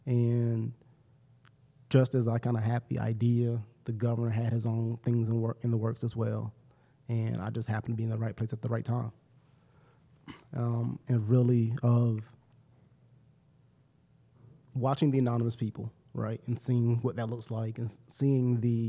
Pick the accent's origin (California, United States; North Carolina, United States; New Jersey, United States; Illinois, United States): North Carolina, United States; Salisbury; now in Greenville, United States